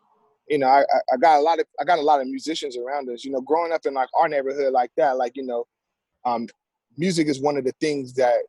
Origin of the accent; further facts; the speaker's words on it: San Diego, California, United States; I'm from San Diego, man. I grew up off 30th Street, off 30th and Clay. I went to Logan Elementary School. I went to Memorial Junior High School, graduated from San Diego High, class of 2006, School of Business.